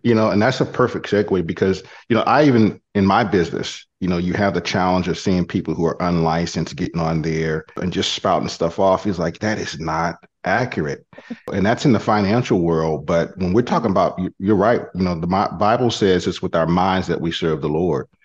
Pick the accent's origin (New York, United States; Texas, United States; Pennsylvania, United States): Texas, United States; Killeen; I'm from Killeen